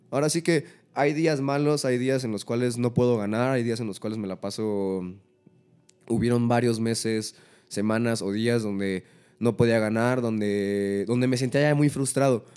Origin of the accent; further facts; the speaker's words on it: Coacalco, State of Mexico, Mexico; Soy un trapero de Coacalco